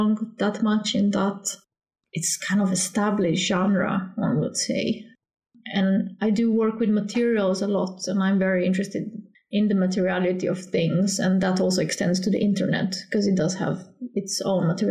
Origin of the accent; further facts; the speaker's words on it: Slovenia; moved away as an adult; now in Gothenburg, Sweden; Originally, I'm from Slovenia